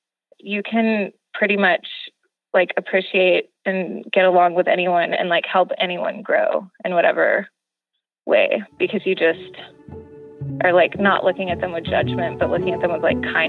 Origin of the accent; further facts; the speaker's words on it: Houston, Texas, United States; And I'm from Houston, Texas, and I teach art to kinder, first and second grade.